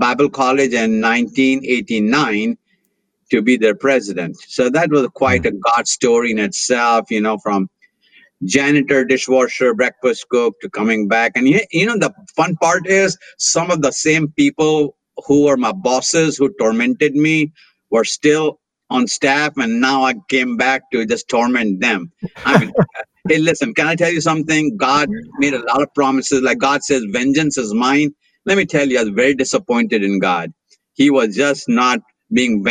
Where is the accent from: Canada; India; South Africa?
India; now in Atlanta, United States; I was very, very blessed, absolutely blessed to be born in a spirit-filled pastor's home in India